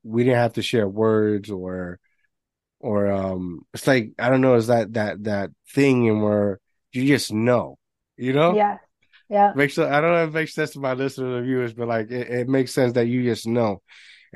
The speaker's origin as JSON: {"language": "English", "country": "Puerto Rico", "tie": "born or raised there", "moved": "yes", "said": "I grew up in Puerto Rico."}